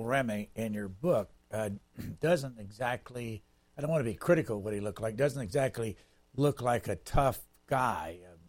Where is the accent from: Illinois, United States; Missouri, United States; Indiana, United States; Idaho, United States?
Indiana, United States; as I was growing up in Indiana, I don't remember ever being told about the Klan, except my father would say they were anti-Catholic, because we were a mm-hmm. Catholic family.